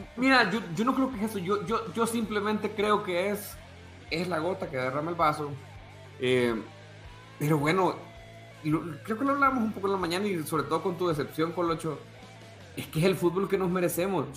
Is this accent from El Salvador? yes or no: yes; El Salvador; soy salvadoreño